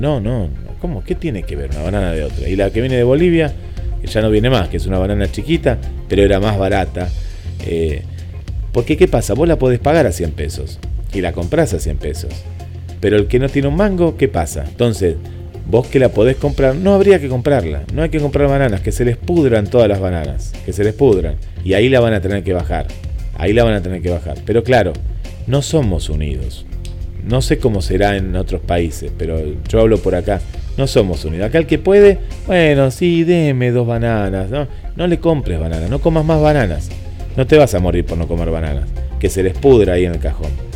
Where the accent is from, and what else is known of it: Argentina